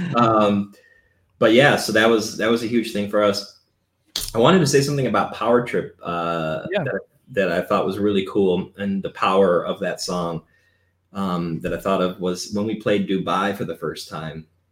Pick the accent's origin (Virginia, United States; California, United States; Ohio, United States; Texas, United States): Ohio, United States; Cleveland; We're from Cleveland